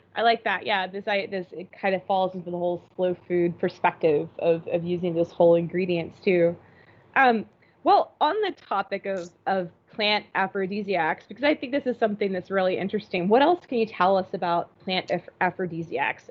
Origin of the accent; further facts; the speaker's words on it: Florida, United States; growing up in Florida